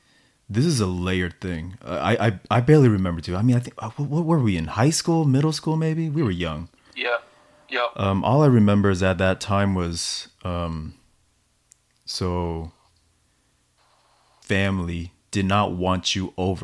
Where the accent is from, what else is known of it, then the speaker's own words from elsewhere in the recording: United States; just because I'm I'm American, and you know, it's the community that actually took me in immediately without question.